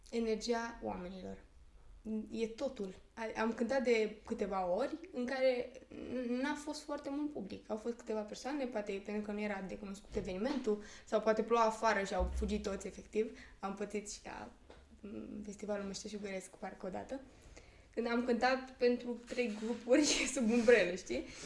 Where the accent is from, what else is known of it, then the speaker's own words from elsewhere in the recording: Perieți, Ialomița County, Romania; Eu nu sunt exact din Slobozia, sunt din Perieți.